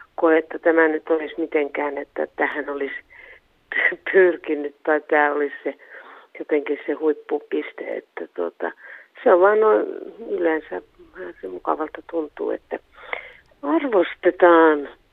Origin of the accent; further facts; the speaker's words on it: Suomussalmi, Kainuu, Finland; also born or lived in Kuhmo / Kajaani; Suomussalmellahan mä oon syntynyt Suomussalmen kunnassa ja Suomussalmella oppinut lukemaan